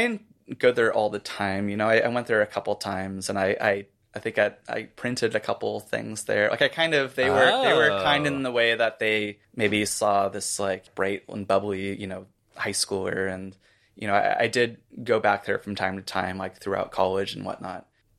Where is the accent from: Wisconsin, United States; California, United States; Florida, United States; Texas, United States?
Florida, United States; moved away; I'm from Florida.